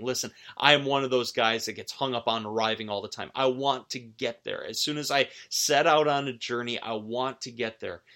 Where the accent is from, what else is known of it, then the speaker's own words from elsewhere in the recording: outside of Buffalo, New York, United States; moved away; in my home high school district where I grew up outside of Buffalo